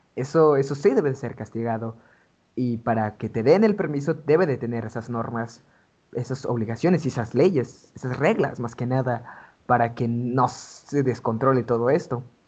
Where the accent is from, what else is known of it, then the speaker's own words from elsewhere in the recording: Oaxaca, Mexico; now in Puebla, Mexico; nací aquí en Puebla, pero este, toda mi infancia, toda mi juventud, la viví en Oaxaca